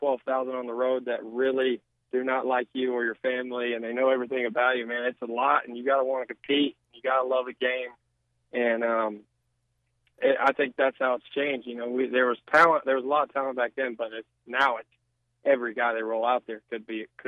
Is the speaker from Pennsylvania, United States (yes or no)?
no; Arkansas, United States; also born or lived in Meridian, Mississippi; my home state. You know, every kid growing up in Arkansas